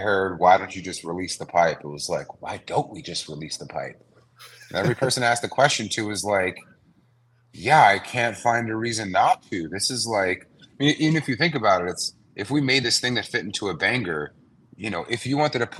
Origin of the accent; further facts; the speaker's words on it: New York City, New York, United States; moved away as an adult; now in Los Angeles, United States; I'm a New Yorker. Growing up, I kind of grew up in the streetwear scene